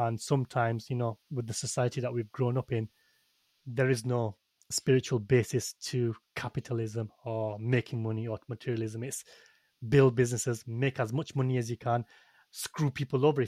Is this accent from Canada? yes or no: no; United Kingdom; I am a British-born Muslim, but I'm a Pakistani